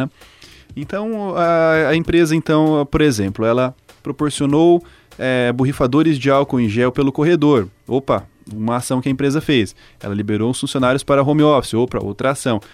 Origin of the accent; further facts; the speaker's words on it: Cianorte, Paraná, Brazil; Eu sou de Cianorte